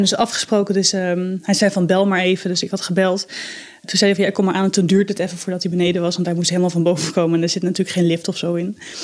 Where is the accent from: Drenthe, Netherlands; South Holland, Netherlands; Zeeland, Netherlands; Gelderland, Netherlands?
South Holland, Netherlands; Delft; ik kom uit Delft.